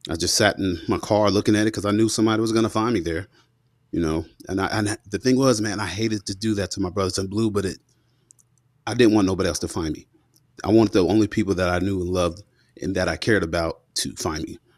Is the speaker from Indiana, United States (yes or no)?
no; Fort Knox, Kentucky, United States; born there; So you know, I was born in Fort Knox, Kentucky, 1984, and my dad, both my mom and dad, are from Mississippi in the Mississippi Delta, in uh, Bolivar County.